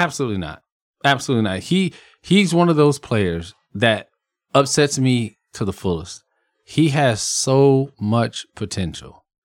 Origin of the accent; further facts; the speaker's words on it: Converse, Texas, United States; Converse, Texas, my hometown